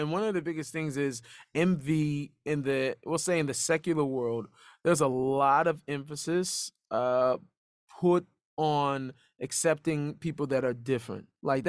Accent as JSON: {"language": "English", "country": "United States", "tie": "born or raised there", "said": "I grew up in a Jewish neighborhood, I grew up"}